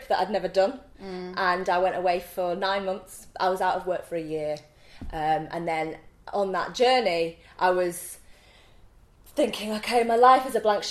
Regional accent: Leeds, Yorkshire and the Humber, United Kingdom; accent: Leeds accent, Yorkshire twang; moved away as an adult; A fantastic Leeds accent. And, you know, my Yorkshire twang

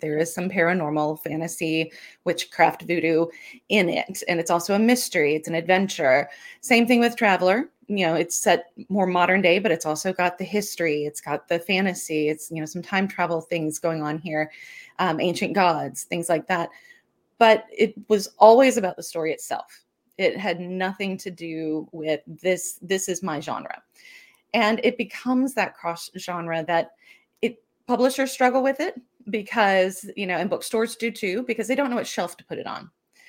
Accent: Louisiana, United States; And with what I grew up around in South Louisiana, ghost stories and things

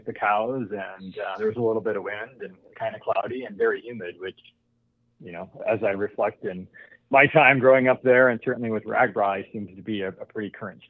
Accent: Decorah, Iowa, United States; now in Denver, United States; I grew up in Decorah

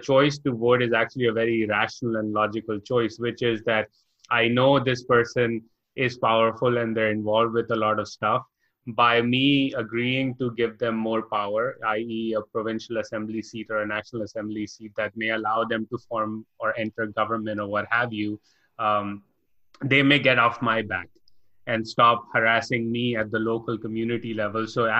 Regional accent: Karachi, Sindh, Pakistan; Growing up in Karachi

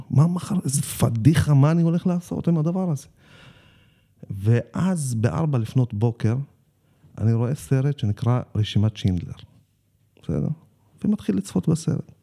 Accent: Jatt, Haifa District, Israel; אני גדלתי ביישוב שנקרא ג'ת, זה יישוב שיושב אה, שוכן בין קיבוץ מגל ללהבות חביבה

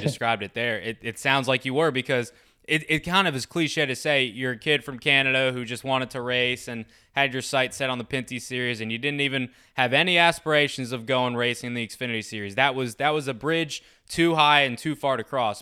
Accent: United States; I'm American

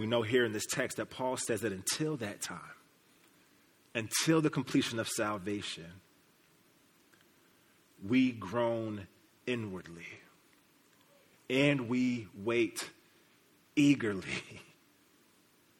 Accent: Kansas City, Missouri, United States; I'm from Kansas City. Kansas City represent the real Kansas City, Missouri, right? Where the Plaza, the Chiefs, the Royals, all that is. That's where I come from

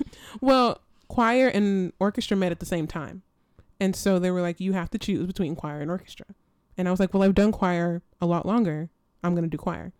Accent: Little Rock, Arkansas, United States; moved away as an adult; now in Rochester, United States; I'm originally from Little Rock, Arkansas

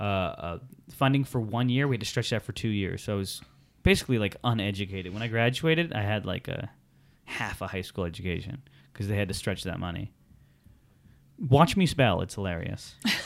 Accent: Hartford, Connecticut, United States; born there; So I was born in Hartford Hospital in Connecticut. it was a snowy day on November 19th.

